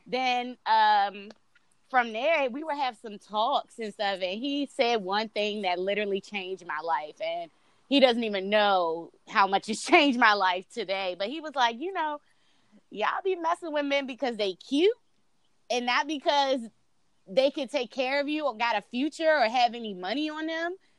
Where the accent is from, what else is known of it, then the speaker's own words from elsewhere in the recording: Washington, District of Columbia, United States; I'm originally from DC, born and raised